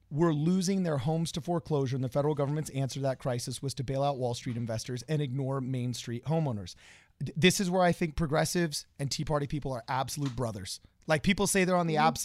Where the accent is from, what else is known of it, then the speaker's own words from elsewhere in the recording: California, United States; I grew up in Southern California